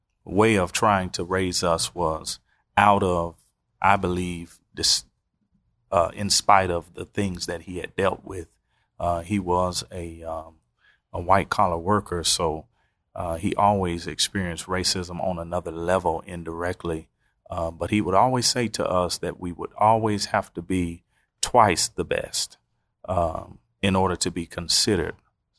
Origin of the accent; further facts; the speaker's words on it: Oklahoma City, Oklahoma, United States; I'm originally from Oklahoma City, the great city of tornadoes and hailstorms.